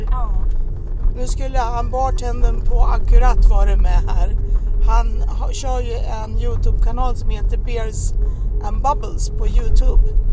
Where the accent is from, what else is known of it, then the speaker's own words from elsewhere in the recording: Sweden; moved away; also born or lived in Morocco; jag har ju varit hemma i Sverige nu i fyra år och bodde i Marocko innan